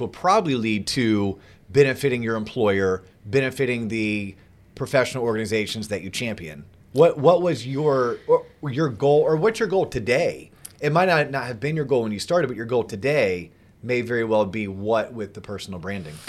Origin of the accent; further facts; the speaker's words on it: Florida, United States; growing up in Florida.